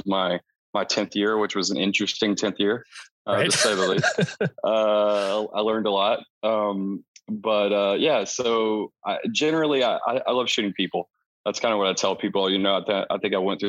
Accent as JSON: {"language": "English", "region": "East Texas", "country": "United States", "tie": "born or raised there", "said": "So I grew up in East Texas, actually, on a farm"}